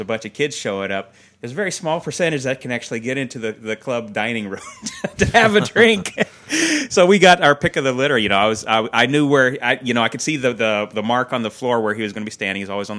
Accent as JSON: {"language": "English", "town": "Seattle", "region": "Washington", "country": "United States", "tie": "born or raised there", "said": "growing up in Seattle"}